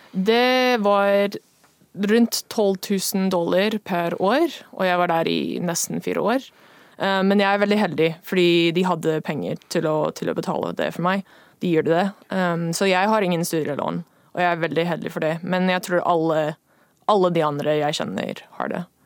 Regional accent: Seattle, Washington, United States; Norwegian is a second language; moved away as an adult; now in Norway; Jeg kommer fra USA, Washington, Seattle.

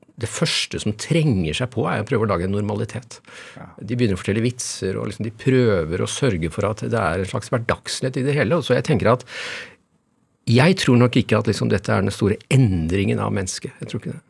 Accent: Innlandet, Norway; now in Oslo, Norway; nå kommer jeg fra Østerdalen

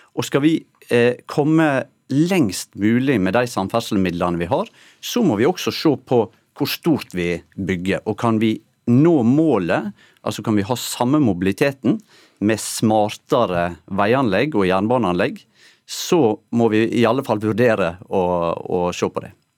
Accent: Norway; du hører på dialekten min at jeg er oppvoksen tett opp mot sunnmørsgrensa

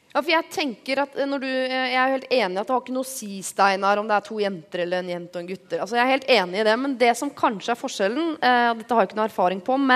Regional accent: Bergen, Vestland, Norway; Jeg, jeg er bergenser

